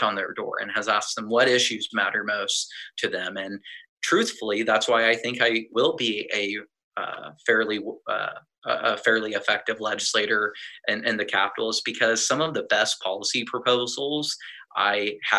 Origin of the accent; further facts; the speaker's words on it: Lincoln, Nebraska, United States; I'm a lifelong resident of my community. I grew up in the Highlands and went to Reedstrom Elementary. I was part of the first class to go all the way through Esco Middle School out in Fallbrook. I graduated from Lincoln North Star in 2016